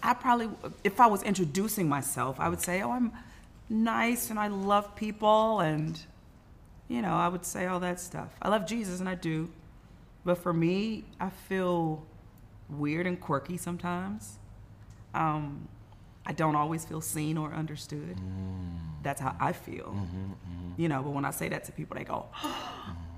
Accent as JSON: {"language": "English", "town": "Inglewood", "region": "California", "country": "United States", "tie": "born or raised there", "said": "from Inglewood in my mind. Sometimes still in a two bedroom apartment with all my siblings, hoping and dreaming that I could sing one day."}